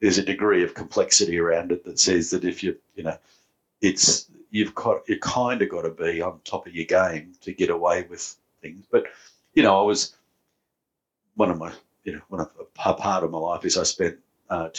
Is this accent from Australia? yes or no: yes; New South Wales, Australia; growing up in New South Wales